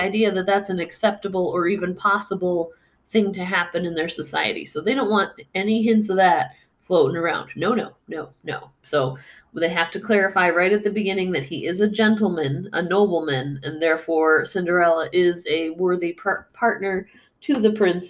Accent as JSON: {"language": "English", "country": "United States", "said": "as an American"}